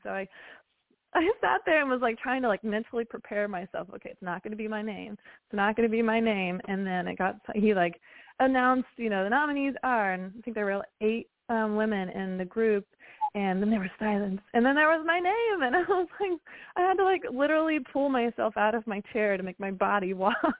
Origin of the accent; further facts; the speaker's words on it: West Virginia, United States; moved away; growing up in West Virginia